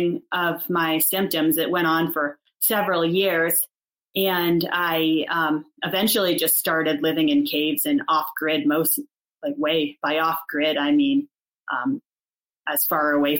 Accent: Fairfield County, Connecticut, United States; moved away as an adult; also born or lived in Moab, Utah; I come from Fairfield County, Connecticut.

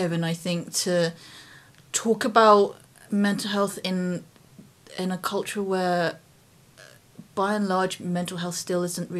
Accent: England, United Kingdom; I was born in England, but both my parents come from Malaysia, and, like, we go back every couple of years.

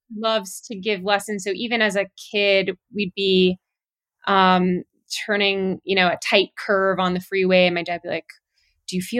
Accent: Southern California, United States; also born or lived in Miami, Florida; I was born in Miami and moved over to California when I was 5. So pretty early on in life, and spent most of my youth in Southern California.

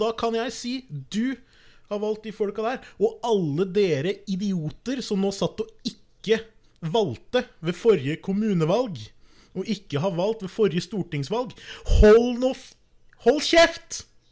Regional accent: Norway; jeg er norsk

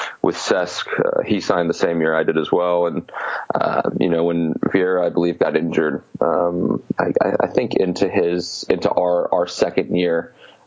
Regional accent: United States; moved away as an adult; also born or lived in England; I grew up in the States and moved over

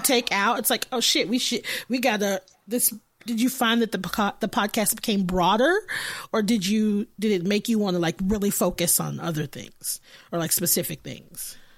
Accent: Austin, Texas, United States; I'm from Austin

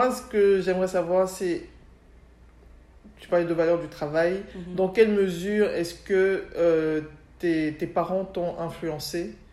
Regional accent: Berchem-Sainte-Agathe, Brussels-Capital Region, Belgium; Je suis née à Berkem Saint-Agathe.

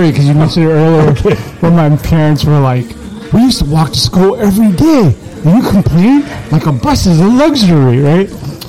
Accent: Lakeview, California, United States; I grew up in Lakeview.

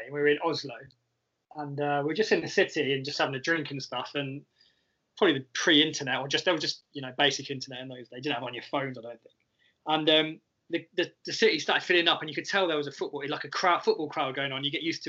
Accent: England, United Kingdom; we said England

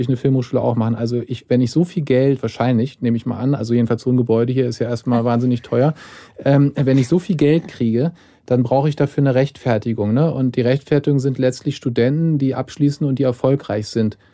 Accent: Germany; ich als Deutscher

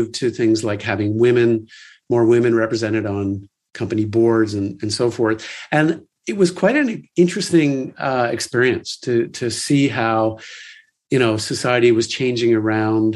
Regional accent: Canada; growing up in Canada

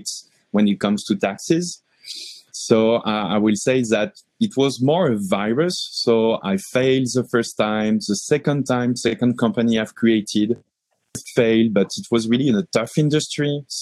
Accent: France; moved away as an adult; also born or lived in Paris; now in Montreal, Canada; I'm coming from France. I landed in Montreal 18 months ago

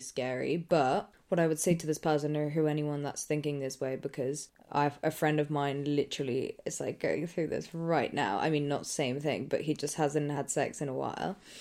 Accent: England, United Kingdom; accent: English; if I didn't have an English accent

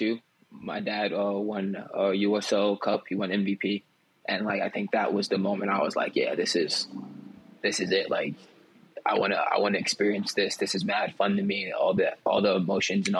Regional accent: Paterson, New Jersey, United States; moved away as an adult; also born or lived in Richmond, Virginia; I lived in Patterson from that time

